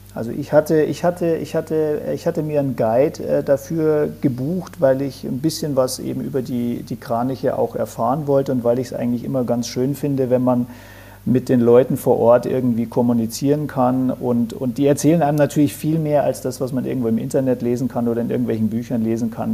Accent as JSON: {"language": "German", "region": "Bavaria", "country": "Germany", "said": "bei uns in Bayern oder in Deutschland."}